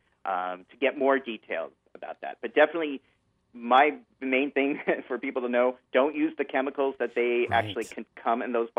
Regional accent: California, United States; I come from Northern California and Southern California where we had a lot of earthquakes.

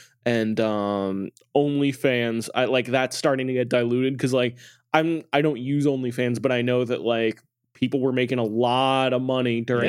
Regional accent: Boston, Massachusetts, United States; And then because I'm from Boston

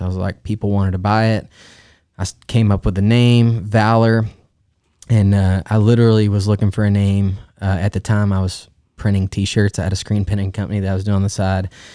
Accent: Stephenville, Texas, United States; I grew up in Stephenville, we're in Central Texas.

